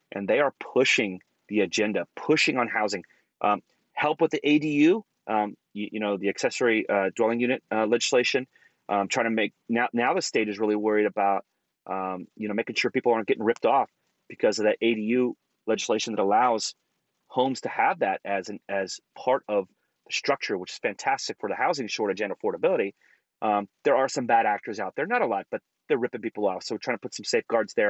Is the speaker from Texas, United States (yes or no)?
yes; Texas, United States; now in Orange County, United States; I grew up in Texas